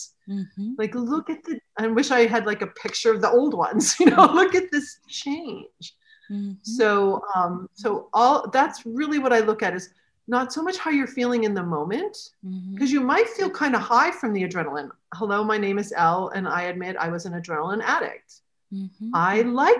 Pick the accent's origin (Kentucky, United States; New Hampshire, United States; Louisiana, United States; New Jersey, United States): New Hampshire, United States; now in Michigan, United States; I grew up in New Hampshire in the States, and now I'm in Michigan